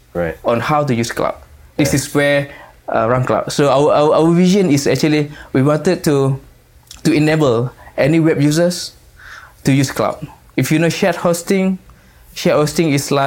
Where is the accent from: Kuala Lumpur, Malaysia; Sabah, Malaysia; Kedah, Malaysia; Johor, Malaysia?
Johor, Malaysia; Johor Bahru; I'm from Malaysia. Mm-hmm. So my hometown is Johor Bahru.